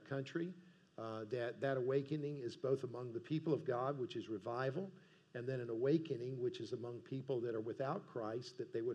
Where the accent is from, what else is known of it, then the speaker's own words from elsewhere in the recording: Columbia, South Carolina, United States; also born or lived in South Georgia / Greenville, South Carolina; I was born in South Georgia and I was raised in South Carolina